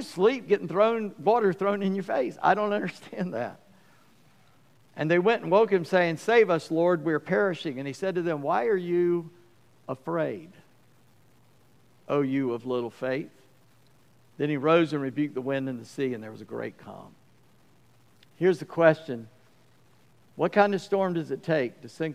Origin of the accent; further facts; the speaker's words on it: United States; I grew up near Charleston